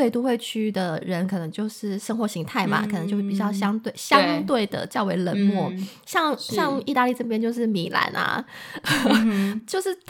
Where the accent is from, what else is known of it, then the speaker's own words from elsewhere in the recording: Taiwan; 因为在台湾我们很少有机会看到下雪，